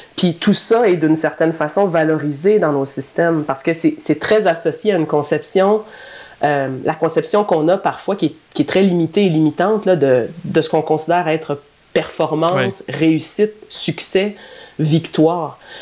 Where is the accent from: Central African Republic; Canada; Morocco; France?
Canada; Drummondville, Quebec; je suis native de Drummondville